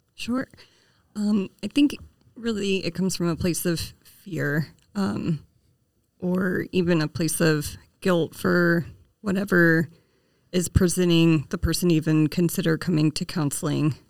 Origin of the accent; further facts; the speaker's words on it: Kansas, United States; moved away as an adult; now in Hardin, United States; I was born and raised in Kansas, and I moved to Montana after I married my husband